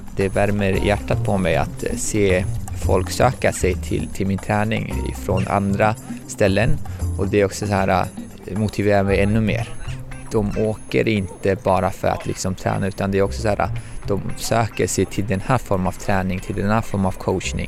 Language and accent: Swedish; Tajikistan; now in Sweden; jag är tajik, men jag anses inte vara tajiks medborgare